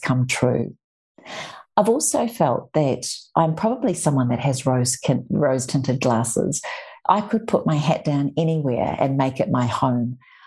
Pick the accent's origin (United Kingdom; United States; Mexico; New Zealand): New Zealand; moved away as an adult